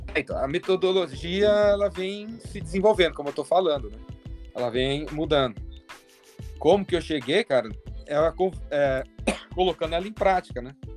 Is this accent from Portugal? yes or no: no; São Paulo, Brazil; Eu tô em São Paulo, sou de São Paulo, paulistano